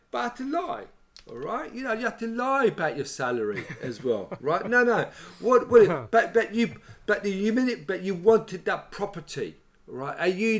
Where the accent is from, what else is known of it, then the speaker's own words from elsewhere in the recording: London, United Kingdom; I'm a Londoner, so I've got to live in London.